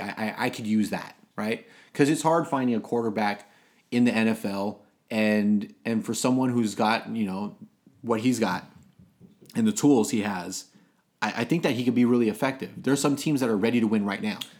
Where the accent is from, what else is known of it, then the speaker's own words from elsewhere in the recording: Los Angeles, California, United States; I was born in Los Angeles, so I was an L A Raider